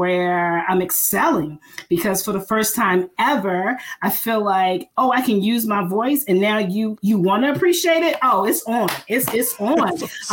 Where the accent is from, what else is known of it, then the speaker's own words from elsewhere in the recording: the South, Southern United States, United States; I am a Southern girl